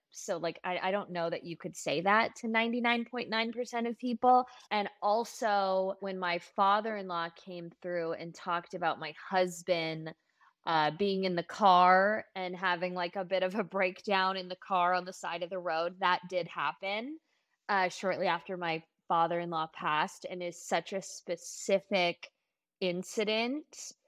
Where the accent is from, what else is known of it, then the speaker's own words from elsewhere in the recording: Los Angeles, California, United States; I am from Los Angeles